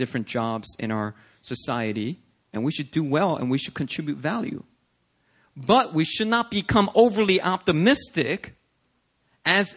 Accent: United States; I'm an American citizen

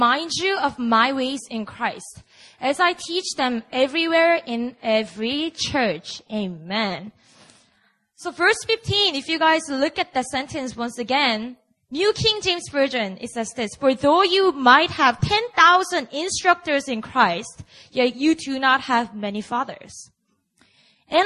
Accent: Busan, South Korea; moved away; Bring the revival to my hometown

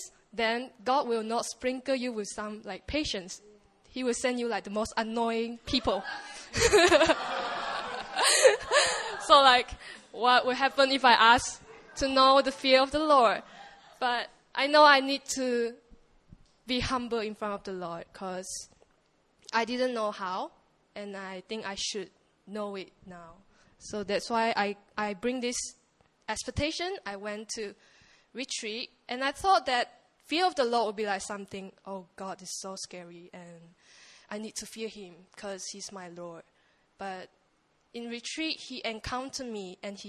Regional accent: Malaysia; English is a second language; I'm from Malaysia

